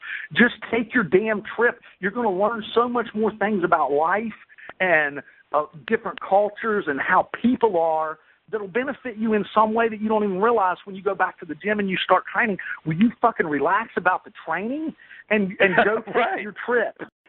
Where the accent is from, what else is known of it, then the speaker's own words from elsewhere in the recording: West Virginia, United States; I'm from West Virginia, and man, I almost just don't even trust a person who can't belt out a few swear words.